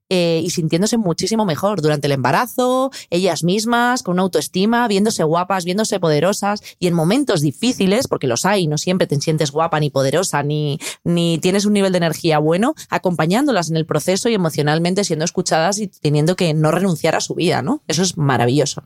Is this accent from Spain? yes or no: yes; Spain